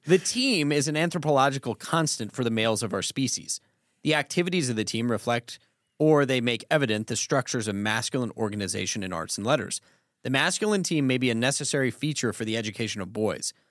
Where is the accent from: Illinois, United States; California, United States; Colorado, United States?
Colorado, United States; growing up in Colorado